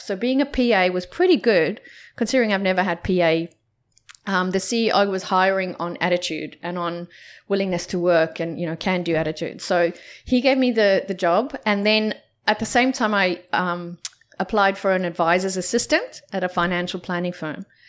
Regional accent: South Africa; moved away; growing up in South Africa

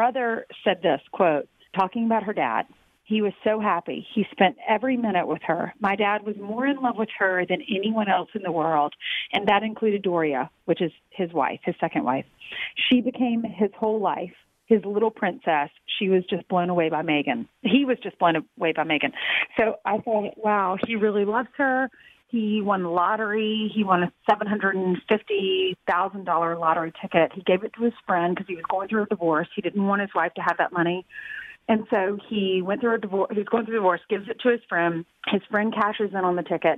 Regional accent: the South, United States; I grew up in the South

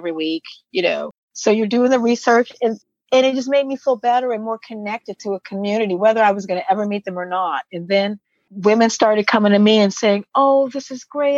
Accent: Washington, District of Columbia, United States; moved away as an adult; now in Sweden; I'm from Washington, D.C. and grew up in Washington, D.C. when it was called Chocolate City

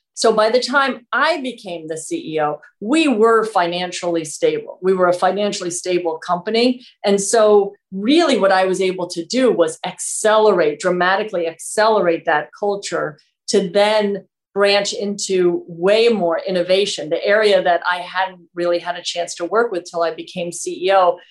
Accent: New York City, New York, United States; moved away as an adult; now in Vermont, United States; I grew up right in Manhattan

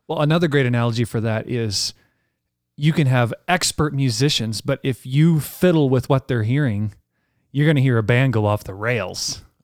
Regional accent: Canada; as a Canadian

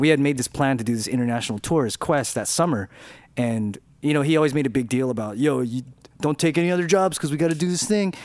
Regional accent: Downey, California, United States; accent: Mexican; for several years growing up, I spoke with a Mexican accent because I was from, 'cause I was from Downey

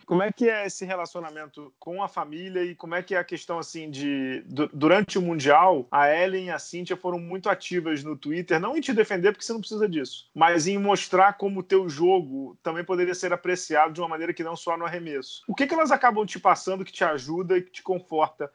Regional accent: Rio de Janeiro, Brazil; eu sou do Rio

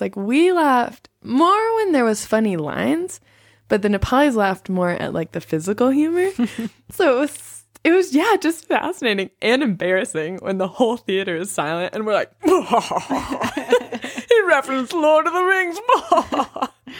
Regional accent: United States; as an American

